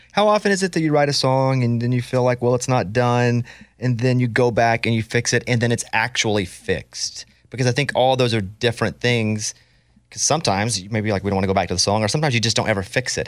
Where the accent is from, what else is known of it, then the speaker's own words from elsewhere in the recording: Arkansas, United States; I grew up in Arkansas